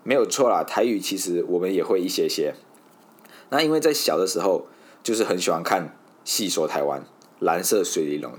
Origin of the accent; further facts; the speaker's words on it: Malaysia; moved away as an adult; now in Taiwan; 一位漂洋过海来到台湾生活的马来西亚人